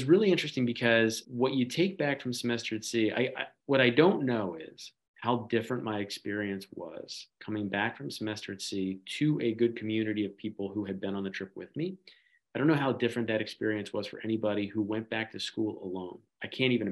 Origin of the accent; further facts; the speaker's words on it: Philadelphia, Pennsylvania, United States; I grew up first in Philly when I was very little, and then outside of Philly for most of my childhood